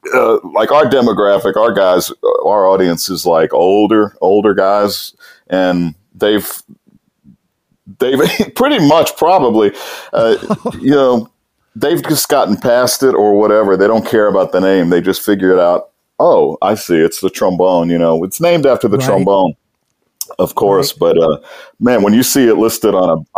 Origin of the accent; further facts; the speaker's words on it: Metairie, Louisiana, United States; also born or lived in New Brunswick, New Jersey; I was raised out in Metairie, which is not New Orleans